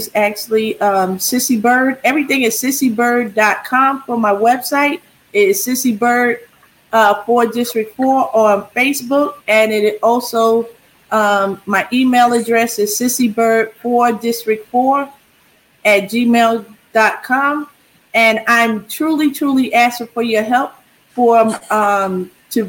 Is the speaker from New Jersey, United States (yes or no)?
yes; New Jersey, United States; moved away as an adult; also born or lived in Germany; now in El Paso, United States; I'm from New Jersey